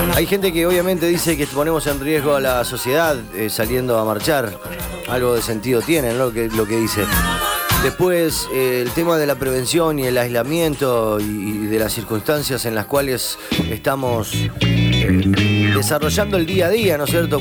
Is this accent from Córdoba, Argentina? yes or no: no; Rosario, Santa Fe, Argentina; Somos rosarinos. Donde no va la S la metemos